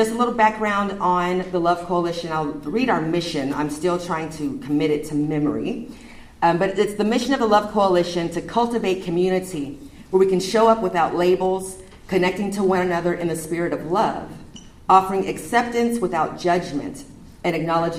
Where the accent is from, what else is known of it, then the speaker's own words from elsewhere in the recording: Redondo Beach, California, United States; also born or lived in Omaha, Nebraska / Seattle, Washington; now in Wheeler, United States; I am originally from Southern California, grew up in Redondo Beach, graduated from high school in Manhattan Beach.